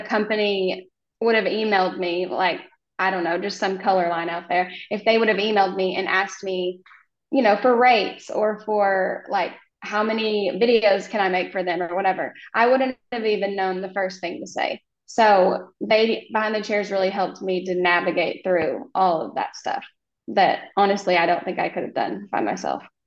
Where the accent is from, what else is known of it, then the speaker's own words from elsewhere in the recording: Oklahoma, United States; I am from Oklahoma